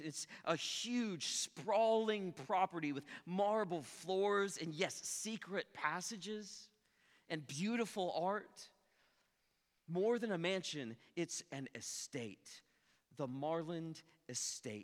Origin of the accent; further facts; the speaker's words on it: Ponca City, Oklahoma, United States; moved away; I'm originally from Ponca City, and if you've ever been to Ponca City, you know there's not a lot there.